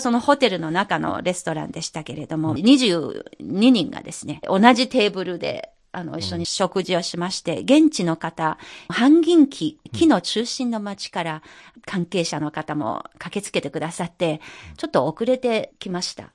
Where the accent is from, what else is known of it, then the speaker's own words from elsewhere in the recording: Anhui, China; moved away; 私のふるさとの安徽省の村